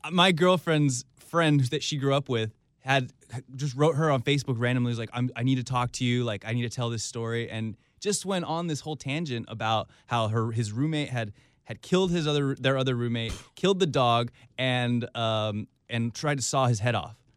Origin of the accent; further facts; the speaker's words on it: San Diego, California, United States; also born or lived in San Francisco; now in Los Angeles, United States; I'm from San Diego originally